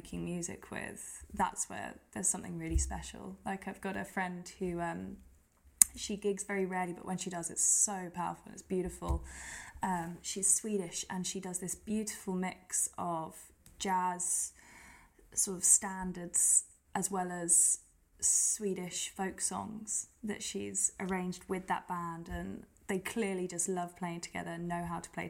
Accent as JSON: {"language": "English", "town": "Gillingham", "region": "South East England", "country": "United Kingdom", "tie": "born or raised there", "also_born_or_lived": "France / Birmingham", "moved": "as an adult", "lives_now": "London, United Kingdom", "said": "I grew up in Kent, so I grew up in a little town called Gillingham"}